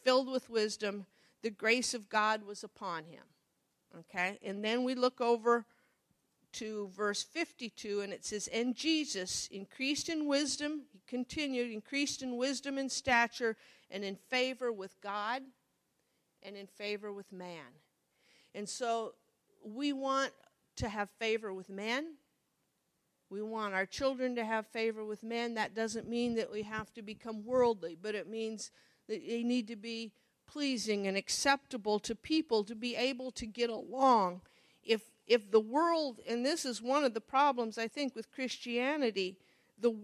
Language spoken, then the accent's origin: English; Monroe, Nebraska, United States; I grew up in Monroe